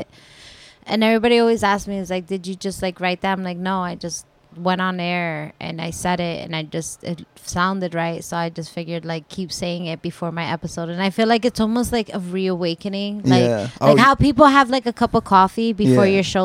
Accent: Paterson, New Jersey, United States; also born or lived in Hackensack, New Jersey / Garfield, New Jersey; I'm definitely from Patterson, born and raised

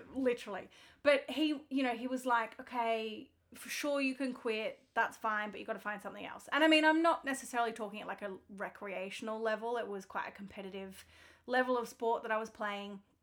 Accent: Melbourne, Victoria, Australia; I grew up in Melbourne

